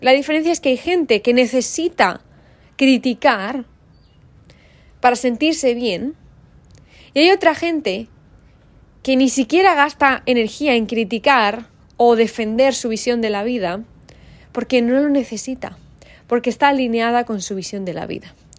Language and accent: Spanish; Valladolid, Castile and León, Spain; soy hija de mi madre, de mi padre y vengo de Valladolid